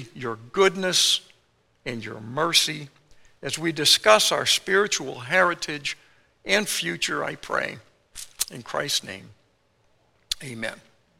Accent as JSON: {"language": "English", "town": "Worcester", "region": "Massachusetts", "country": "United States", "tie": "born or raised there", "said": "Well, Worcester is my hometown. That's where I grew up, and the towns surrounding it are where I played in the woods"}